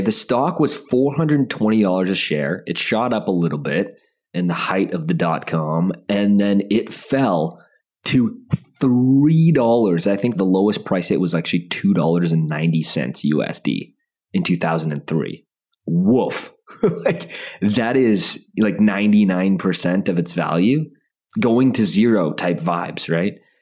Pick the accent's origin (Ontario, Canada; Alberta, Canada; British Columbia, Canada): Alberta, Canada; Calgary; moved away; I was born in Calgary. Half my family lives in Alberta